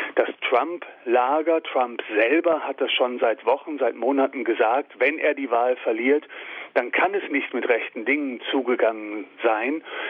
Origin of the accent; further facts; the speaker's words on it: Germany; uns als Deutsche